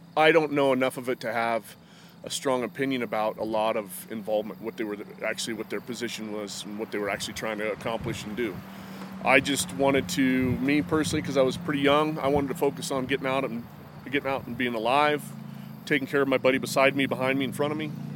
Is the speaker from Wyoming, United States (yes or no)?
yes; Lander, Wyoming, United States; from Lander.